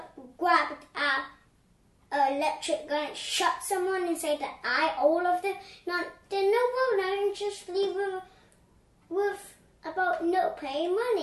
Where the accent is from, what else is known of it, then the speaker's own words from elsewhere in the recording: China; born there; I was born in China, so a long time ago